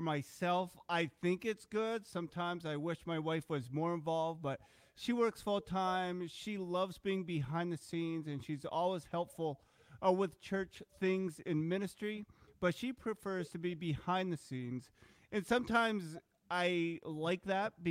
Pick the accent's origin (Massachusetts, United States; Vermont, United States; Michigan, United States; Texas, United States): Vermont, United States; I was adopted when I was like 8 months old. Like, I grew up here in Vermont. I'm not going to have an accent